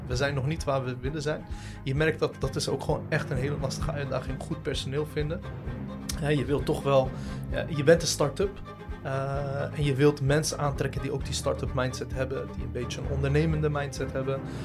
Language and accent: Dutch; Rotterdam, South Holland, Netherlands; also born or lived in The Hague; now in Ridderkerk, Netherlands; geboren in Den Haag, opgegroeid in Rotterdam, eh, wonend nu in Ridderkerk